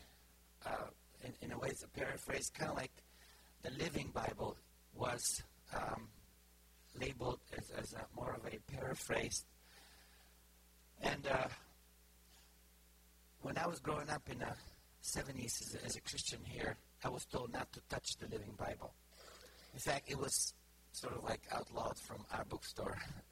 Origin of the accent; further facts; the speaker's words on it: Bulgaria; English is a second language; moved away as an adult; now in United States; The Book of Psalms in Bulgarian was how I learned to talk to God. Because I grew up communist and didn't know how to talk to God